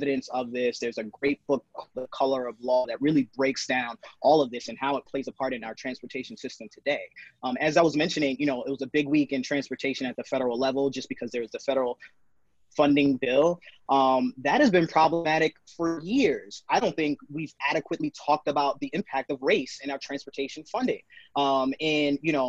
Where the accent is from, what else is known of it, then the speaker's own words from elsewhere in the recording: New York City, New York, United States; As a Black man growing up in New York City